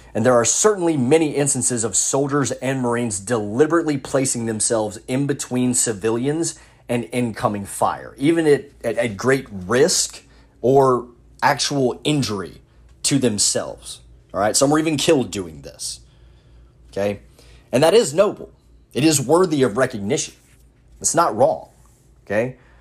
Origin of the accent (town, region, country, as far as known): United States